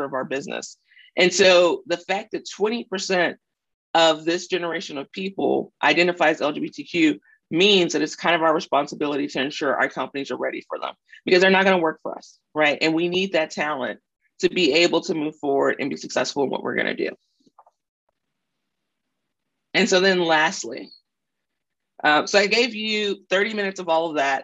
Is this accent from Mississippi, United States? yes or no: yes; Mississippi, United States; I grew up in a very conservative background too. So I'm from Mississippi